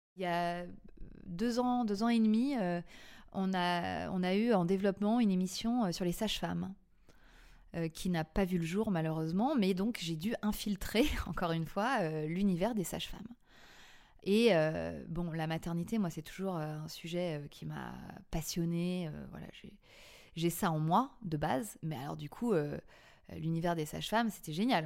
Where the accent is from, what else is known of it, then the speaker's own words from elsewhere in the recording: Paris, Île-de-France, France; je suis une Parisienne euh, pure souche, née à Paris